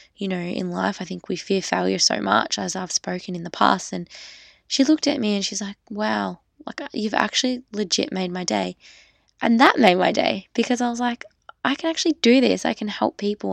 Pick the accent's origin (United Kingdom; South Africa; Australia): Australia; I'm just an Australian girl